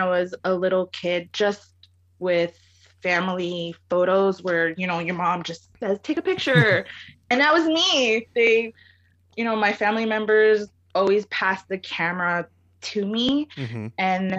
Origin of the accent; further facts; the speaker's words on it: Lodi, New Jersey, United States; also born or lived in Houston, Texas; I grew up in Lodi, New Jersey.